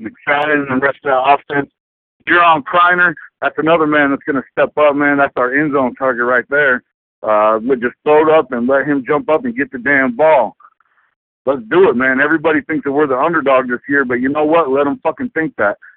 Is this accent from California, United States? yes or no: yes; Indio, California, United States; now in Washington, United States; I, I live in Washington, but I was born and raised in Indio, California